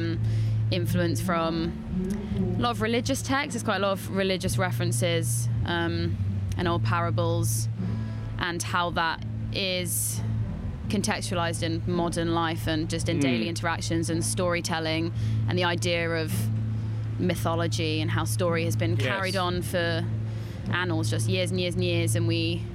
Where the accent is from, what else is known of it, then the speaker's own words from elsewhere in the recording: West Dorset, South West England, United Kingdom; I grew up in West Dorset, and when I first started writing songs, it was all inspired by growing up in a rural seaside town